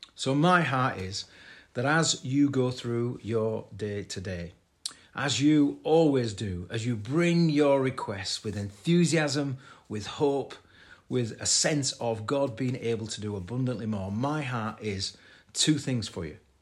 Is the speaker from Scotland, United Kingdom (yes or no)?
no; Bradford, Yorkshire and the Humber, United Kingdom; my hometown of Bradford